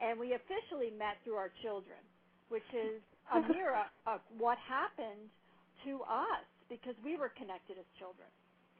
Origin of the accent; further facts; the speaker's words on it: New York, United States; I grew up in New York.